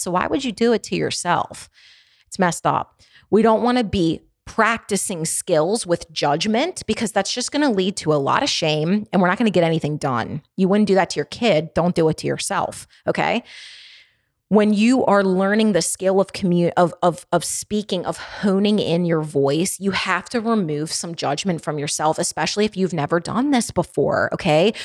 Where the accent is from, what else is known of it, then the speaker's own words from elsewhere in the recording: Baltimore, Maryland, United States; accent: Baltimore; I have a pretty intense Baltimore dialect.